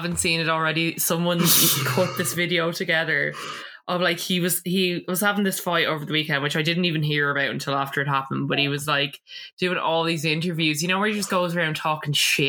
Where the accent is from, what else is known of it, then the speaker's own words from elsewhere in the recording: Ireland; as Irish people